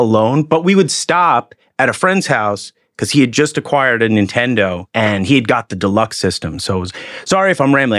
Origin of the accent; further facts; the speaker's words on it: Haverstraw, New York, United States; in the eighties, I lived in a s, town called Havistraw that was just north of Nyack